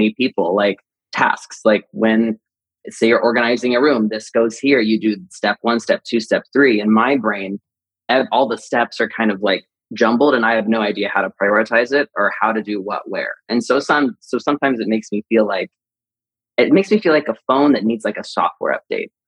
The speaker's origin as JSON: {"language": "English", "town": "Marion", "region": "Indiana", "country": "United States", "tie": "born or raised there", "moved": "yes", "lives_now": "Los Angeles, United States", "said": "we grew up in Indiana"}